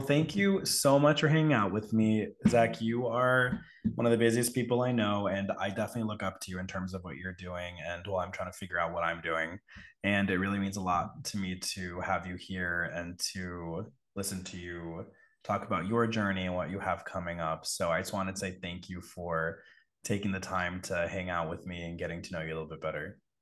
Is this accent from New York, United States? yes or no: no; Connecticut, United States; I grew up in Connecticut